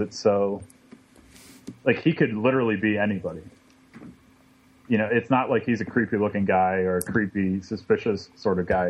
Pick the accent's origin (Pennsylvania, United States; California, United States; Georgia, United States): Pennsylvania, United States; State College; I grew up in State College